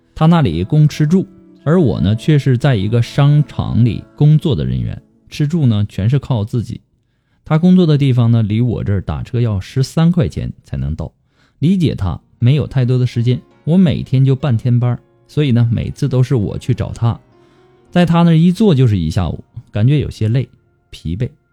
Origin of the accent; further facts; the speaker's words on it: China; 我们中国人